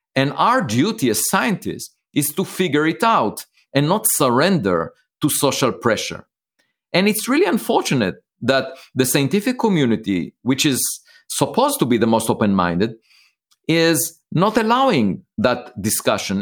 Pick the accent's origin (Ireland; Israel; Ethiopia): Israel; moved away; I was born in Israel